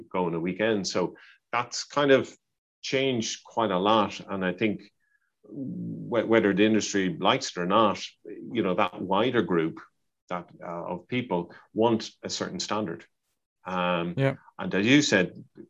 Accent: Dublin, Leinster, Ireland; moved away; my hometown of Dublin

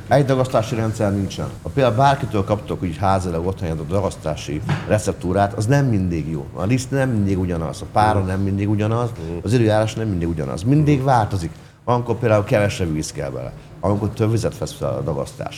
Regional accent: Hungary; kimehettem magyarként erre a világbajnokságra

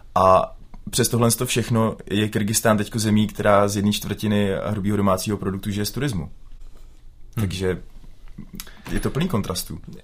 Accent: Plasy, Plzeň Region, Czechia; my jsme obyčejní kluci z Plas

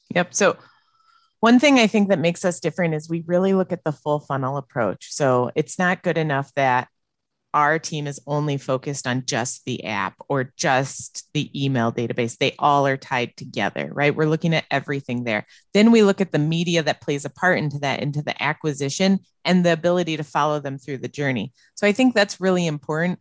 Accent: Illinois, United States; moved away as an adult; also born or lived in Las Vegas / Dallas / Austin; now in Wisconsin, United States; I grew up in Illinois

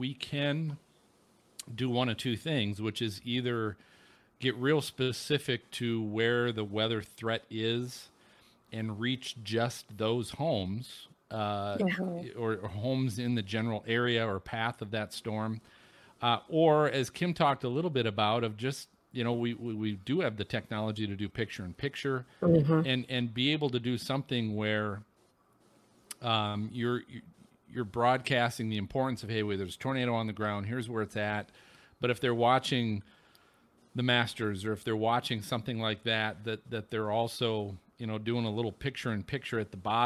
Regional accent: Minnesota, United States; moved away; I grew up in Minnesota

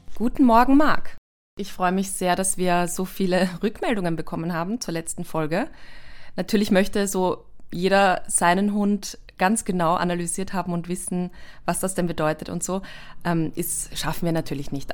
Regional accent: Austria; bei uns in Österreich

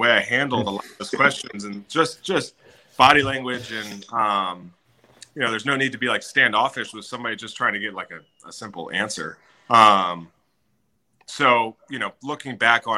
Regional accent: Jacksonville, Florida, United States; growing up in Jacksonville

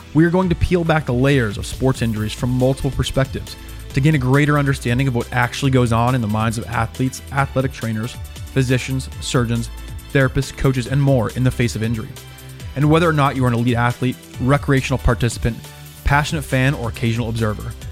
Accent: Colorado, United States; Colorado, my home state

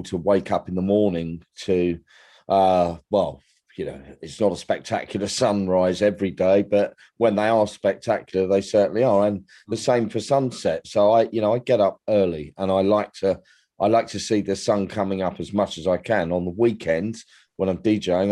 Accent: London, United Kingdom; moved away as an adult; now in East Sussex, United Kingdom; I was born in London. I lived there for 50 plus years, and I've been on the coast in East Sussex for close to 11 years now.

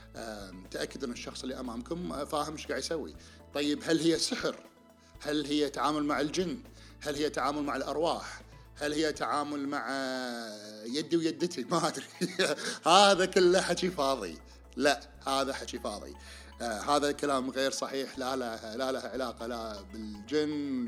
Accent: Kuwait; عندنا بالكويت

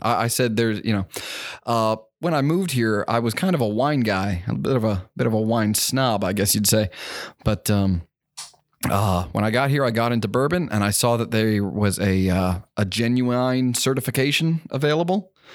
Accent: Hamburg, Pennsylvania, United States; moved away as an adult; now in Kentucky, United States; I was born in Pennsylvania, um, just about an hour outside of Philly, a little town called Hamburg

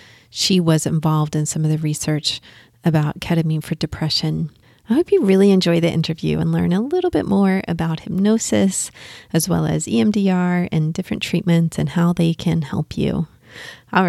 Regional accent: Texas, United States; moved away; I'm from Texas originally.

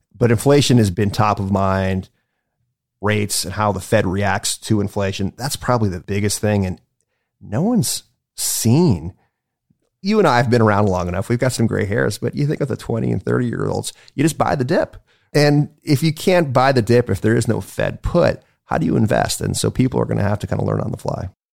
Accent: Cleveland, Ohio, United States; also born or lived in White Plains, New York; I was born in White Plains, New York, but I grew up in Cleveland

